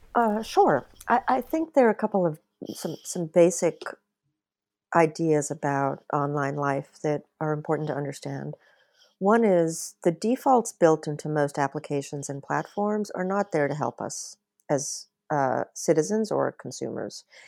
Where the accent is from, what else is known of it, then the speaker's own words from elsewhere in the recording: Bahamas; I, I grew up in the Bahamas and it was still a colony when I was young